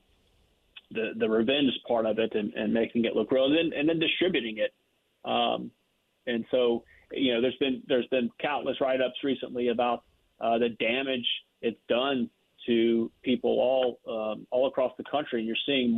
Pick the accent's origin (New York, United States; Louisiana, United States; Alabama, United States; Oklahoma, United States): Louisiana, United States; Lake Charles; I'm from the Lake Charles area.